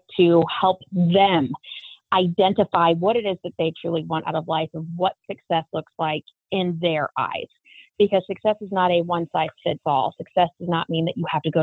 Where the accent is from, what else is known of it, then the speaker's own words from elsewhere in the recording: Colorado, United States; moved away as an adult; also born or lived in Kansas; I was raised in Colorado in the public school system